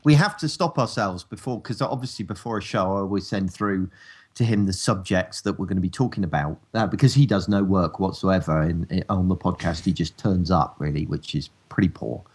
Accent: United Kingdom; accent: rural

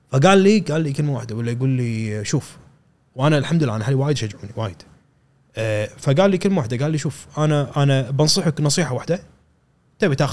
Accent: Kuwait; كان اني رحت آه، مقدم انا من الكويت

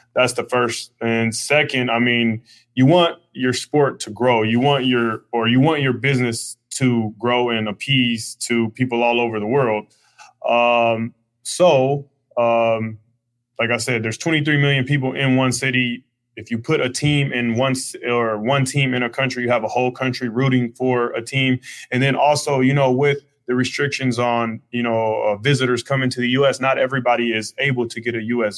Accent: Oakland, California, United States; growing up in East Oakland. I come from an impoverished community

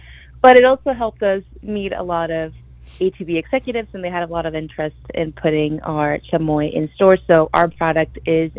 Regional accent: Mexico; now in McAllen, United States; I was born and raised in Mexico, but my family and I have been in the RGB for about 10 years.

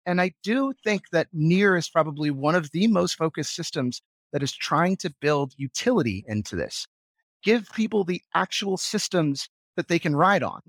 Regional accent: United States; moved away as an adult; now in Vienna, Austria; as an American

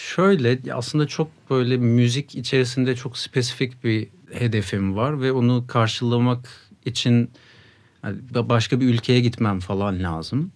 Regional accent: Sakarya, Turkey; moved away as an adult; now in Ankara, Turkey; Sakaryalıyım. Üniversite için buraya geldim 2010'da.

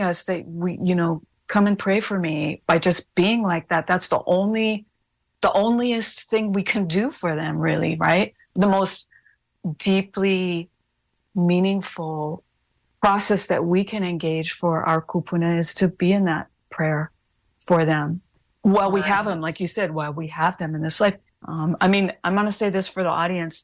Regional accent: Hawaii, United States; We are not Native Americans. Anybody listening to this, we're not American. Hawaiians are not American.

